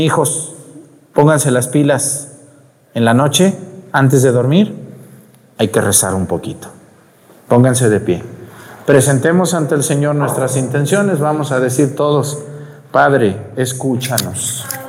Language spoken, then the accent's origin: Spanish; Mexico; ahí en mi pueblo en Mestigacán